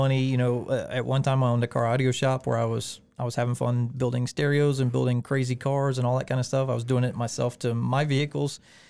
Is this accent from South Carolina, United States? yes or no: yes; Beech Island, South Carolina, United States; also born or lived in Augusta; Yeah, I'm originally from Augusta, Beach Island area. Grew up over in Carolina.